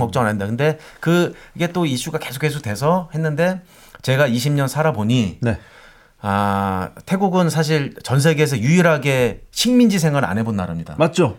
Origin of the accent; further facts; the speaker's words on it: South Korea; moved away as an adult; now in Thailand; 나 한국에서 왔는데